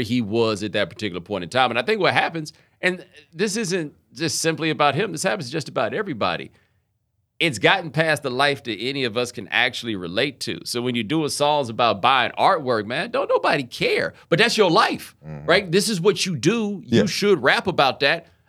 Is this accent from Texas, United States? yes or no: yes; Houston, Texas, United States; also born or lived in Atlanta, Georgia; We moved to Houston when I was seven